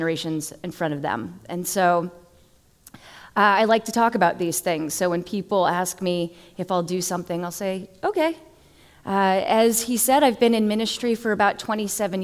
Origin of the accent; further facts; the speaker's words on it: Massachusetts, United States; now in Florida, United States; I'm originally from Massachusetts